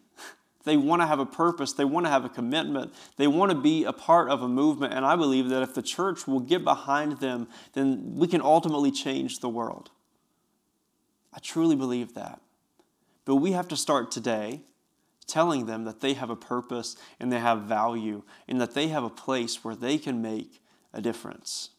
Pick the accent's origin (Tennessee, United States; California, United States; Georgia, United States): Tennessee, United States; Bristol; I grew up in Bristol, Tennessee, which is only about ten minutes from where I'm working right now.